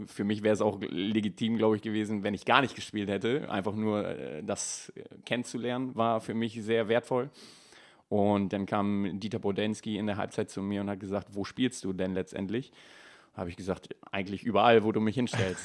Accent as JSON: {"language": "German", "town": "Heeslingen", "region": "Lower Saxony", "country": "Germany", "tie": "born or raised there", "also_born_or_lived": "Bremervörde", "said": "aus meiner Heimat"}